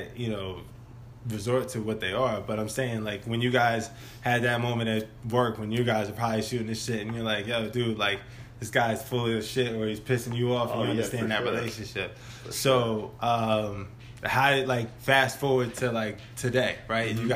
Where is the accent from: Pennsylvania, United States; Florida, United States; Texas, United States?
Pennsylvania, United States; Philadelphia; we come from Philly